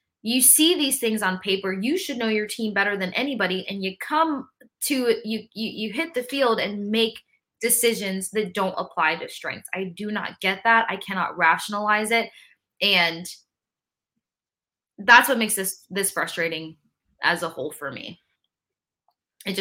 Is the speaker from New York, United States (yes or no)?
no; Tampa, Florida, United States; I grew up in Tampa